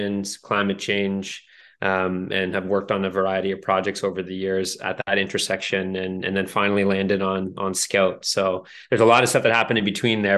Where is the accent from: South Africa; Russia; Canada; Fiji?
Canada; growing up in Canada